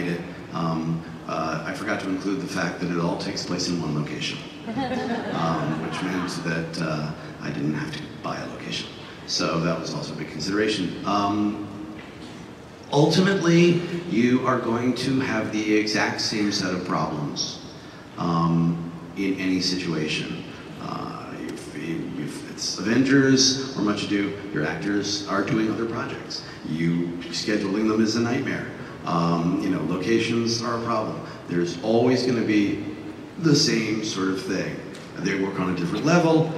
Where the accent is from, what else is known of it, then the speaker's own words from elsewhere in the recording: New York City, New York, United States; I was raised on the Upper West Side of Manhattan in the 70s